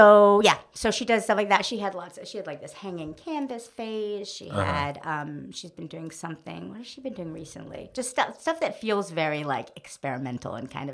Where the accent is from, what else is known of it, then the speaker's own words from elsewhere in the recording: New Haven, Connecticut, United States; moved away as an adult; now in New York, United States; I grew up in New Haven, Connecticut. I was born in New York